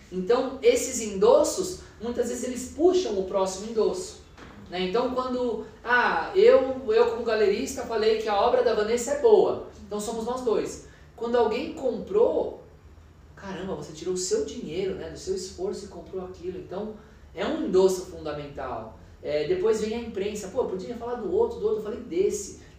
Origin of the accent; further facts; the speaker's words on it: Minas Gerais, Brazil; born there; Eu quero comprar obras de artistas mulheres mineiras porque é onde eu nasci, é o que vai falar com o meu cotidiano, com a minha vida